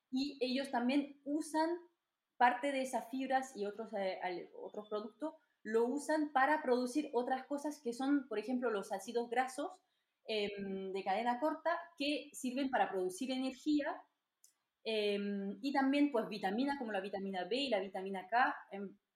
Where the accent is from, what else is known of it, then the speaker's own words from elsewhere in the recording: France; Spanish is a second language; moved away as an adult; now in Almería, Spain; entonces soy francesa, como lo habéis escuchado ya seguro.